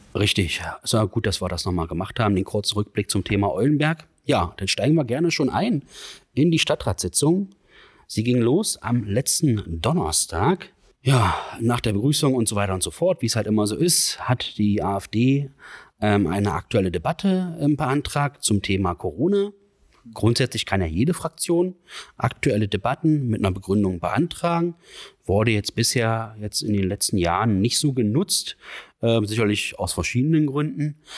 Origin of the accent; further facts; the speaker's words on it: Magdeburg, Saxony-Anhalt, Germany; ich bin ja hier in Magdeburg geboren